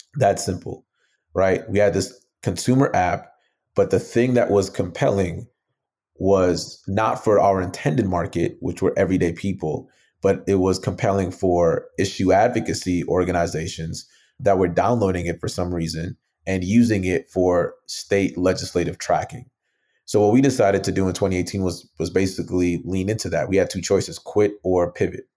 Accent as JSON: {"language": "English", "town": "Mounds View", "region": "Minnesota", "country": "United States", "tie": "born or raised there", "also_born_or_lived": "Nigeria / New Brighton, Minnesota", "said": "grew up in, uh, a suburb right outside of the Twin Cities in, in Minnesota called Moundsview, well, New Brighton and Moundsview"}